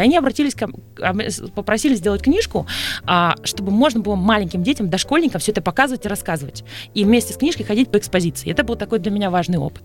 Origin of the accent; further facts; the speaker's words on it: Sevastopol, Crimea, Ukraine; moved away as an adult; now in Moscow, Russia; я выросла в Севастополе